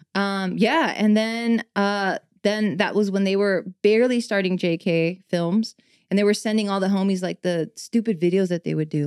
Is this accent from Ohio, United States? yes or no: no; Los Angeles, California, United States; born and raised in East